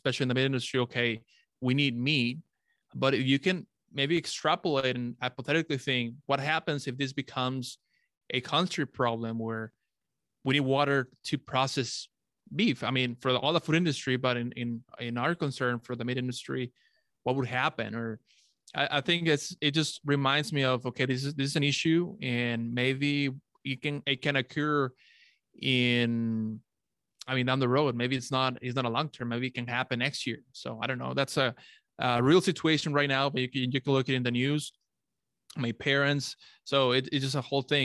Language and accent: English; Monterrey, Nuevo León, Mexico; my hometown, Monterrey.